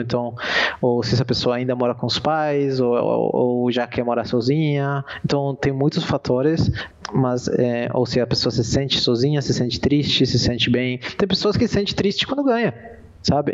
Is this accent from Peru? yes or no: yes; Peru; eu sou peruano